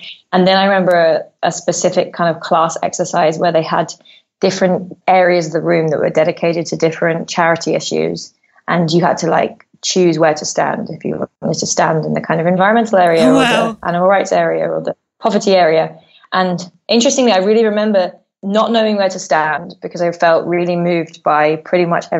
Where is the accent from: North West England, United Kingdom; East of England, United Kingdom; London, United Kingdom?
London, United Kingdom; I grew up in London, and so I'm a through and through kind of bred city girl